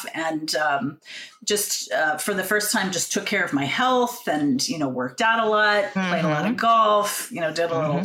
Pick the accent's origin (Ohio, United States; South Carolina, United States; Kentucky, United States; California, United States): Ohio, United States; Jackson; moved away; I grew up in the Midwest in Southern Ohio, small town